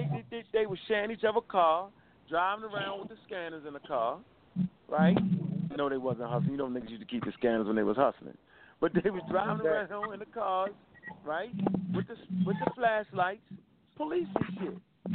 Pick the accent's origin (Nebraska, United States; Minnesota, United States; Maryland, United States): Maryland, United States; Baltimore; I got another grandmother, right? I was raised up on Luce Hill.